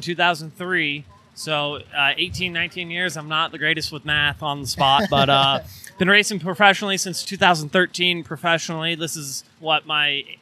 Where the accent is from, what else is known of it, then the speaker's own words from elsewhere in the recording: California, United States; moved away; we're originally from California